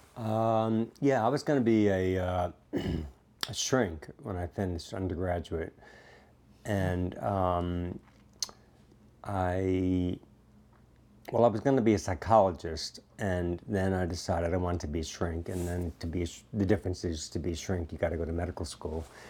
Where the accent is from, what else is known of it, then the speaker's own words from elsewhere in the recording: New York, United States; moved away as an adult; growing up in New York